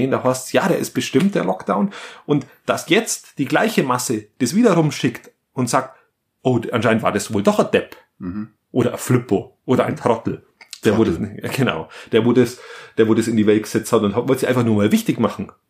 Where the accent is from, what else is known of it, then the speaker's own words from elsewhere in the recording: Germany; Es gibt ja auch Menschen bei uns in Deutschland